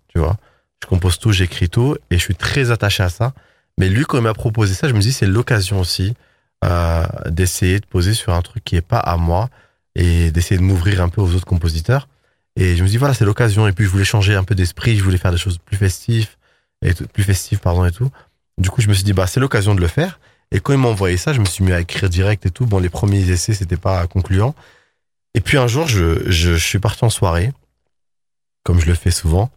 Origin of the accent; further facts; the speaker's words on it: Paris, Île-de-France, France; je suis parisien